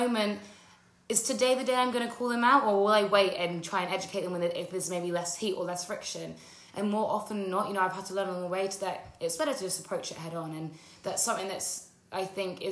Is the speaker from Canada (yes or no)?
no; United Kingdom; I grew up in just outside of London in a predominantly white area